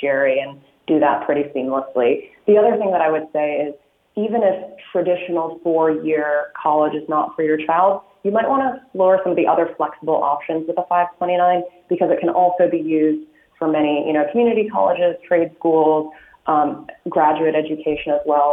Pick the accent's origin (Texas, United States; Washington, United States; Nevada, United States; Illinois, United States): Illinois, United States; now in California, United States; I'm originally from Illinois